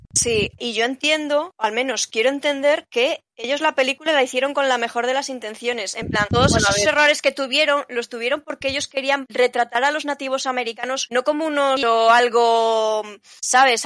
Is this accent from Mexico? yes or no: no; Spain; yo soy española